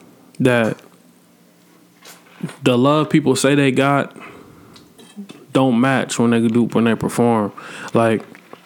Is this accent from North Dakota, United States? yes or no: no; Atlanta, Georgia, United States; It's not like I live in Atlanta. I've been born and raised in Atlanta, bro.